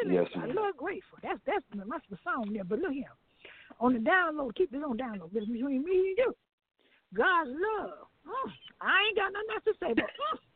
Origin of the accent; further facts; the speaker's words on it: Cleveland, Ohio, United States; I'm from Cleveland, Ohio. By the way, of West Palm Beach, Florida.